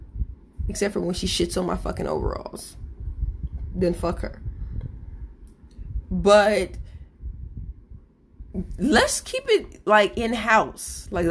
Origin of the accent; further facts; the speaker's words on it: Midwest, United States; now in California, United States; My husband and I, we both, ironically, were born in California. I was raised in the Midwest.